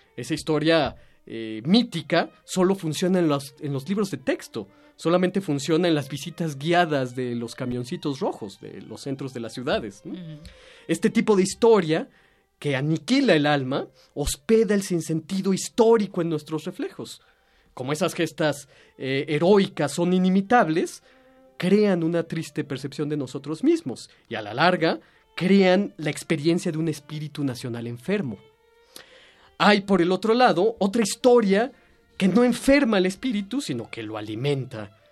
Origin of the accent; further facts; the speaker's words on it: Mexico; nuestra libertad como mexicanos, nuestra conciencia como mexicanos